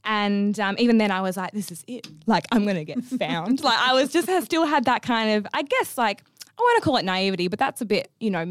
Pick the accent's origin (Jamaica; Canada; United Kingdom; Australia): Australia; Perth, Western Australia; I'm from Perth, Western Australia